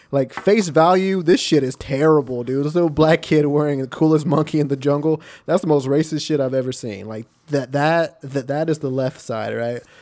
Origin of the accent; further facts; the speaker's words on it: Texas, United States; I'm from Texas where, like, where racism exists.